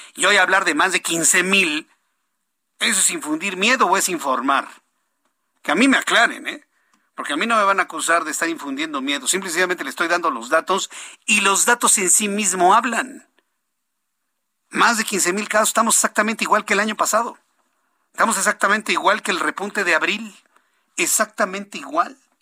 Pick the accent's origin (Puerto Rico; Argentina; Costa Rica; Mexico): Mexico; Soy, mexicano exactamente como usted.